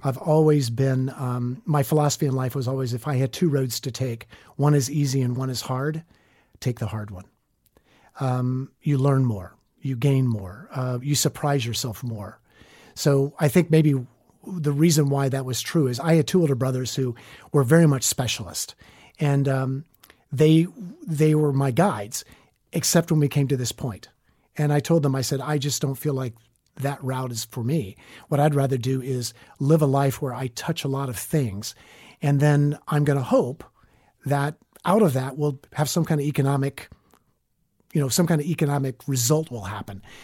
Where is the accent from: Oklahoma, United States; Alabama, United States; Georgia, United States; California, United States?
Alabama, United States; Northwest Florida, Southern; moved away as an adult; also born or lived in New York City / Washington; I'm a Southern boy. I grew up in Southern Alabama, Northwest Florida.